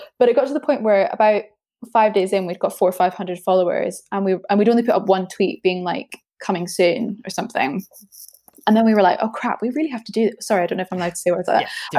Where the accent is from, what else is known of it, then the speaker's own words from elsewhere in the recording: Edinburgh, Scotland, United Kingdom; moved away as an adult; now in London, United Kingdom; So I'm from Edinburgh, very muted accent now, because I've been down in London for about 8 years.